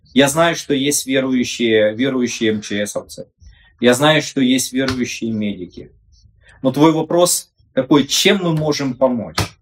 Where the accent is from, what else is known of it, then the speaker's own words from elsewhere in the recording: Sloviansk, Donetsk Oblast, Ukraine; я со Славянска, и мы другие